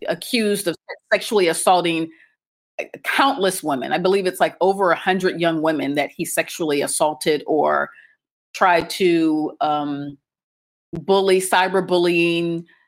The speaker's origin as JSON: {"language": "English", "town": "Akron", "region": "Ohio", "country": "United States", "tie": "born or raised there", "moved": "as an adult", "lives_now": "Cairo, Egypt", "said": "I'm American, and I grew up in the U.S., specifically in Ohio, and more specifically in Akron, Ohio, home of LeBron James"}